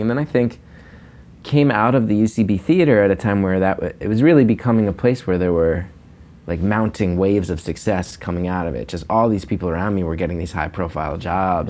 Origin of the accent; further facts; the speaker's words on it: New Jersey, United States; now in New York, United States; growing up in North Jersey